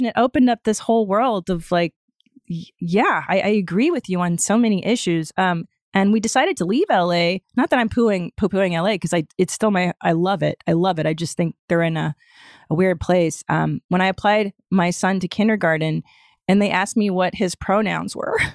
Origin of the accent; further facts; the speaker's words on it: Los Angeles, California, United States; also born or lived in Canada; I grew up in Los Angeles